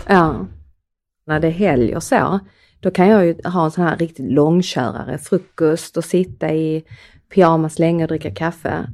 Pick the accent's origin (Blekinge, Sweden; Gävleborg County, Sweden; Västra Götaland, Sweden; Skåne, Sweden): Skåne, Sweden; accent: Skånska; både du och jag bor ju i Höganäs i yeah. Skåne. Yeah. Eh, och vi har ju en skå, vi pratar ju skånska.